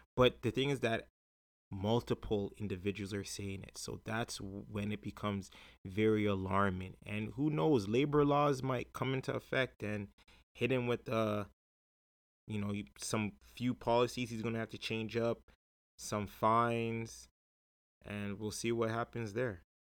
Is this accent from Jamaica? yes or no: yes; Jamaica; as a Jamaican, right, um, us Jamaicans